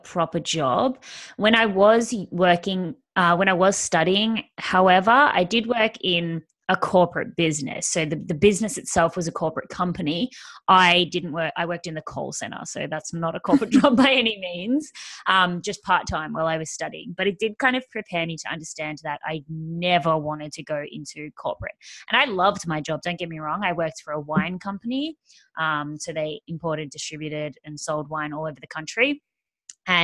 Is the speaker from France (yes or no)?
no; Australia; I am Australian, as you can probably hear